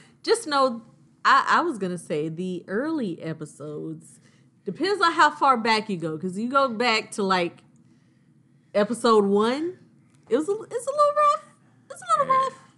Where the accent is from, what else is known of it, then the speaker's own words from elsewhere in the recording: Augusta, Georgia, United States; I'm from Augusta